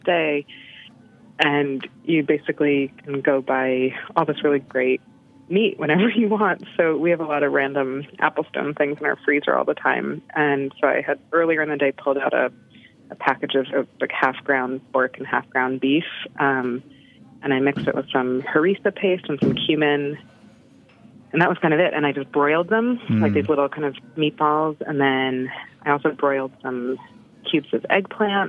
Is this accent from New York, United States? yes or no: yes; New York City, New York, United States; I grew up mostly in New York City and then moved to the suburbs when I was a little bit older.